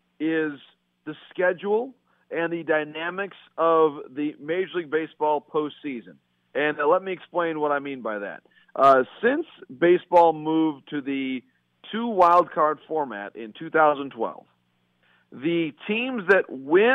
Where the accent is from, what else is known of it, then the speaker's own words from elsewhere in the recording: Bay City, Michigan, United States; in my hometown